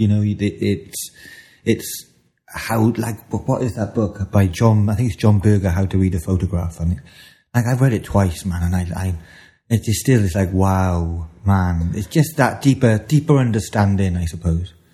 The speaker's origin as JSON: {"language": "English", "area": "the Valleys", "region": "Wales", "country": "United Kingdom", "tie": "born or raised there", "said": "as a Welsh boy growing up in the valleys"}